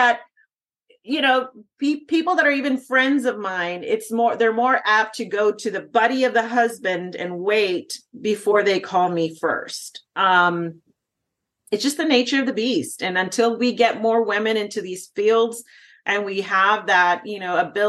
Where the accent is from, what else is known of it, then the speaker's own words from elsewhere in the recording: Texas, United States; I'm from Texas